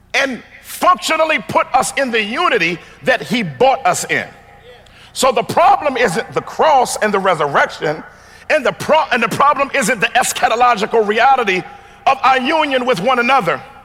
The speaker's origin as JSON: {"language": "English", "town": "Washington", "region": "District of Columbia", "country": "United States", "tie": "born or raised there", "said": "I come from Chocolate City, Washington, D.C."}